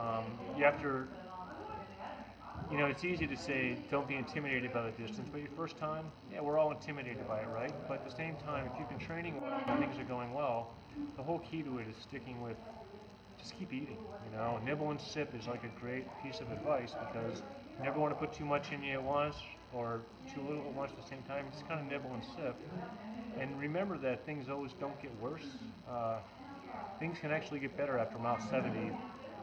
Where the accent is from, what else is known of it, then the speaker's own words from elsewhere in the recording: Utah, United States; I'm from Utah, like the second driest state on the planet